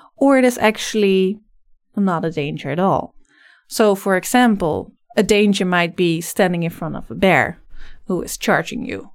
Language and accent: English; Netherlands; English is a second language; moved away as an adult; now in Vancouver, Canada; I'm originally from the Netherlands, so you'll probably hear a slight accent in my voice. I came here about four years ago